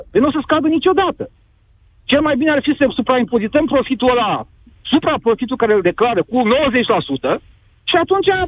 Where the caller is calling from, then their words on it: Piatra Neamț, Neamț County, Romania; din Piatra Neamț